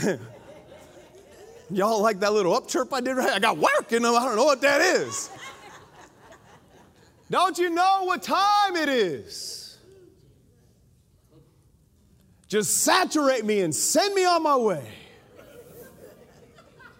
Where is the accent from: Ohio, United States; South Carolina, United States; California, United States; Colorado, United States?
Colorado, United States; moved away as an adult; now in Alabama, United States; I'm from Colorado. We have mountains. Now, I love Alabama. I've been here, you know, 20 years, almost longer than I lived in Colorado